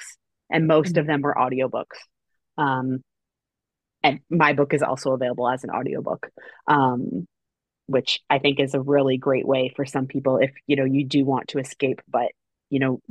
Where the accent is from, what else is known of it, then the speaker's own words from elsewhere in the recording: Canada; I'm Canadian